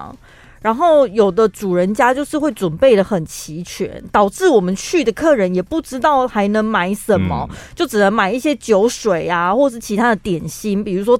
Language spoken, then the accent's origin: Chinese; Taiwan; 台湾人不免俗的，多多少少就会想说来烤肉一下，比较应景。